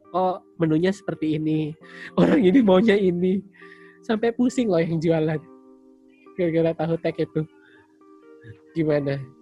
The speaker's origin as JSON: {"language": "Indonesian", "town": "Sangatta", "region": "East Kalimantan", "country": "Indonesia", "tie": "born or raised there", "also_born_or_lived": "Palopo", "said": "saya lahir di Palopo dan besarnya di Sangatta"}